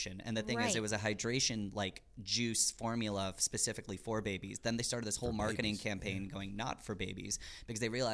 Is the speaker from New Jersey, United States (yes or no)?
yes; New Jersey, United States; first language English; English is kind of my first language, but since I was raised in New Jersey, Gujarati is what I spoke at home